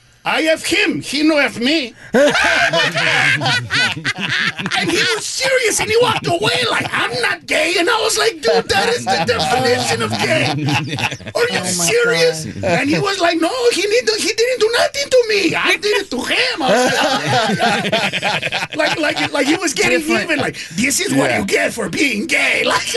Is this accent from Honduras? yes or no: yes; Honduras; Yeah, I grew up in Honduras for part of the time. So when I was in my mid-20s, I came home and I talked to my dad about gay.